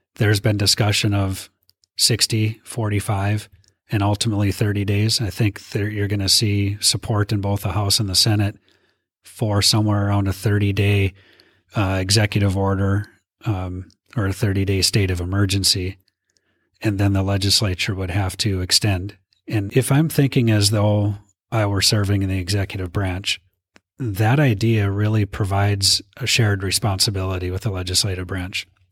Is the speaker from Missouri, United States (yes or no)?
no; Minot, North Dakota, United States; I'm from, born and raised in Minot